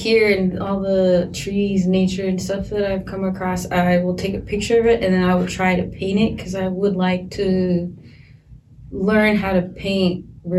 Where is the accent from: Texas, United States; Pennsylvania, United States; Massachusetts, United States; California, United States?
California, United States; I'm from California.